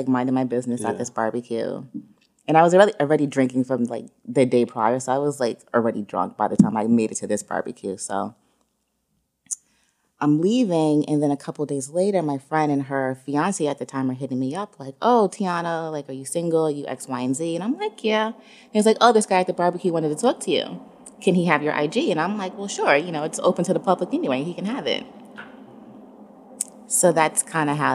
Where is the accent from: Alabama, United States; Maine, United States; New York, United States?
New York, United States; New York City; I'm from Jamaica, Queens, born and raised